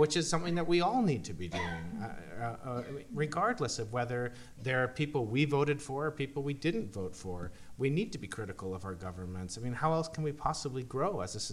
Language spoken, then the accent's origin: English; Canada; we're Canadian